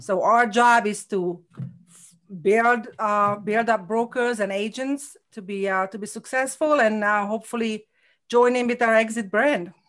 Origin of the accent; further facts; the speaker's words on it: Hungary; English is a second language; moved away as an adult; now in Connecticut, United States; I had a nursing degree in Hungary